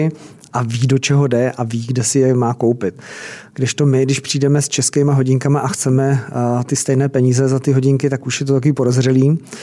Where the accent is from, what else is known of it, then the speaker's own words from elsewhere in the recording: Czechia; jsme Češi